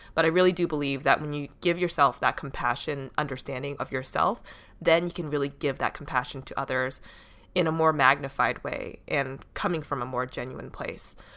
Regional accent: Boston, Massachusetts, United States; my hometown of Boston

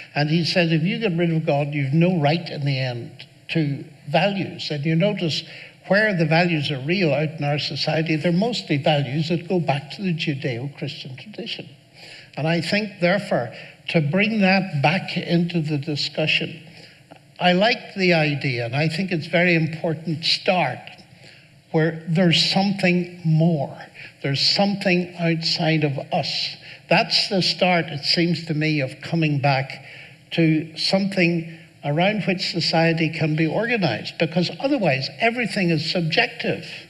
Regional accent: Northern Ireland, United Kingdom; I grew up in Northern Ireland

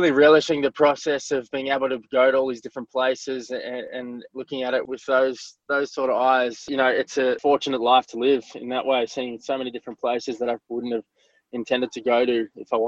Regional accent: Australia; also born or lived in Mthatha, South Africa; my parents immigrated to Australia when I was 4 years old

